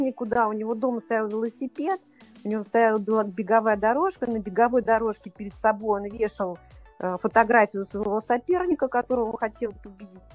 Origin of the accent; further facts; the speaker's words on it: Saint Petersburg, Russia; moved away as an adult; now in Moscow, Russia; я сама из Питера, я жила в Питере до 36 лет. И вот 10 лет я живу в Москве